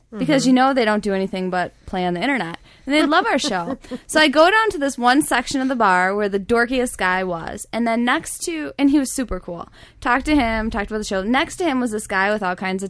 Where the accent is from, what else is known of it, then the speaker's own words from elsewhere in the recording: Detroit, Michigan, United States; I'm from the Detroit.